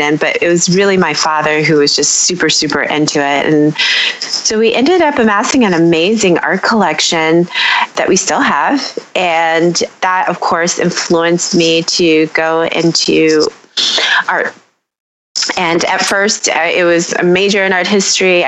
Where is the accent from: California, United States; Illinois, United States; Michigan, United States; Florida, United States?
Michigan, United States; Detroit; I am a born and raised Detroiter. I am living here now